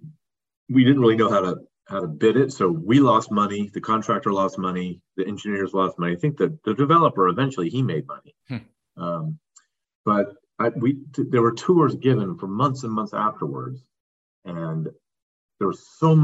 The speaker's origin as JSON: {"language": "English", "town": "Palo Alto", "region": "California", "country": "United States", "tie": "born or raised there", "said": "I grew up in Palo Alto, California"}